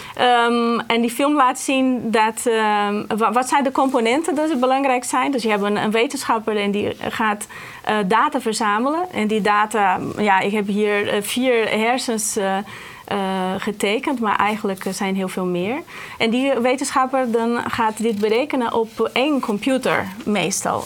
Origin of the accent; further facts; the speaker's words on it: Brazil; moved away as an adult; now in Netherlands; ik kom uit Brazilië vandaan